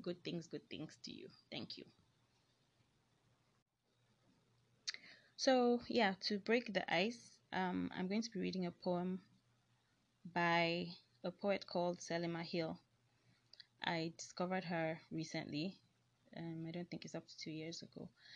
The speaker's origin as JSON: {"language": "English", "country": "Nigeria", "accent": "Nigerian", "said": "I am a Nigerian, so I don't know, I might have like funny Nigerian accents"}